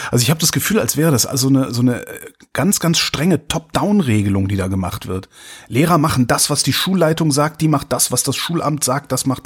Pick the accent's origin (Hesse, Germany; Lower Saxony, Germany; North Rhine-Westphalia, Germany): North Rhine-Westphalia, Germany; ich habe ja Freunde, ich komme ja aus Nordrhein-Westfalen, habe ja auch noch Freunde da.